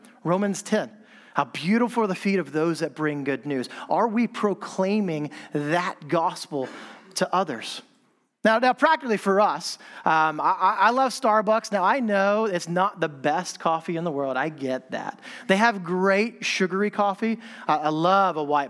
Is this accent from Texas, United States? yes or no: yes; Texas, United States; moved away as an adult; also born or lived in Manchester, England; now in London, United Kingdom; I'm from Texas.